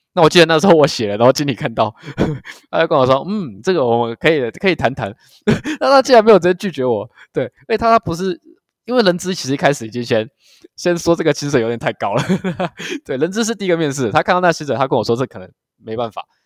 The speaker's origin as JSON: {"language": "Chinese", "region": "Kaohsiung", "country": "Taiwan", "also_born_or_lived": "Taitung", "moved": "as an adult", "lives_now": "Yilan, Taiwan", "said": "我是高雄人嘛"}